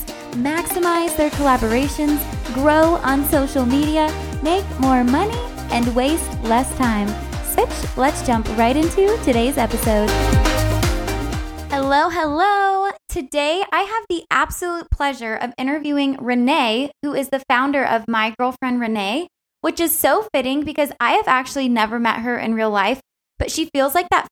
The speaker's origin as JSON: {"language": "English", "region": "Southern California", "country": "United States"}